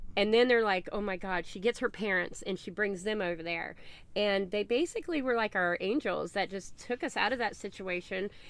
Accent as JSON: {"language": "English", "region": "the South", "country": "United States", "said": "I am from the South"}